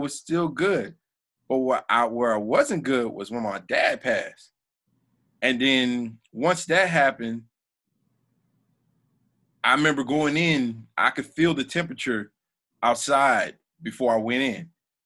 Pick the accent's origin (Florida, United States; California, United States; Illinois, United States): Florida, United States; South; I grew up in South Florida